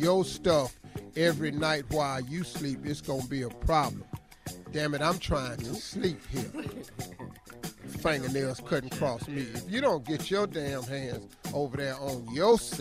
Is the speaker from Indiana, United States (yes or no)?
no; Cleveland, Ohio, United States; I'm from Cleveland